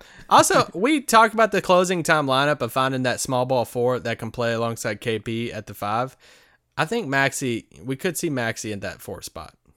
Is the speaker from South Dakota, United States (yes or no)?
no; Kentucky, United States; in Kentucky, kinda near my hometown